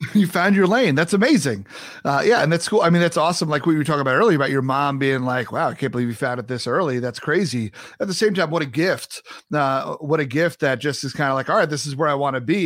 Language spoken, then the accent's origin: English; New York, United States; now in Midwest, United States; growing up in New York